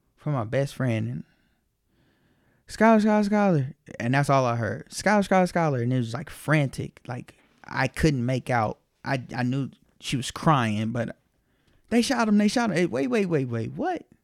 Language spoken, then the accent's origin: English; Las Vegas, Nevada, United States; moved away as an adult; also born or lived in Los Angeles; I'm from Vegas and still got a lot of family out there